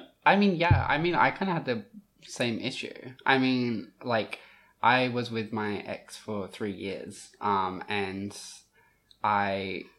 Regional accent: Rockingham, Western Australia, Australia; But, yeah, I was born and raised in Rockingham.

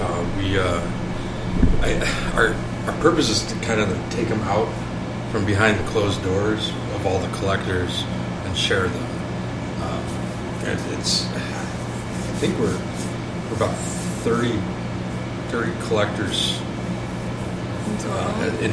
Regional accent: Chicago, Illinois, United States; I am from Chicago

